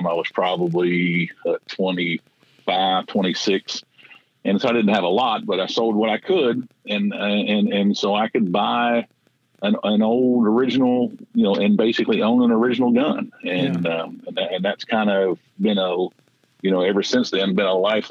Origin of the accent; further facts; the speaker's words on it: Tennessee, United States; I am from Tennessee